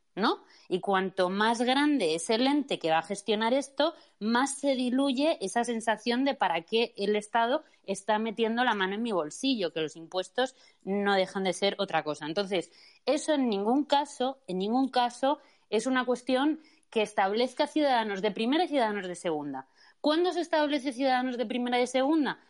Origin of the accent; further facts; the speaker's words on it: Madrid, Community of Madrid, Spain; soy madrileña